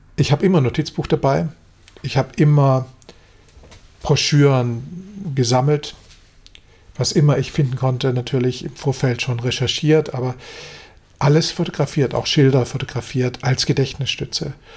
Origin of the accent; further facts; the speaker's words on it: Germany; wir als Deutsche